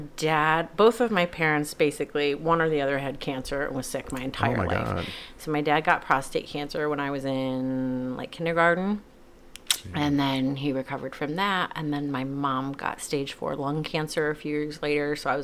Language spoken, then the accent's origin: English; Bridgeport, Connecticut, United States; born there; moved away; I was born in Connecticut.